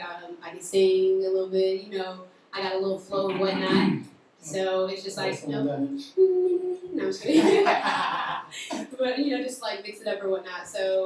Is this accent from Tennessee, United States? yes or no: yes; Knoxville, Tennessee, United States; I'm from Knoxville, Tennessee.